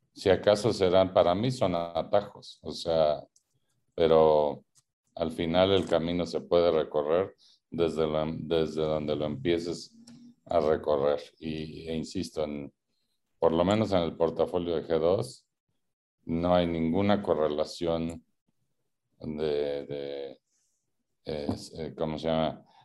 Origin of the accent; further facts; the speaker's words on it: Mexico; los mexicanos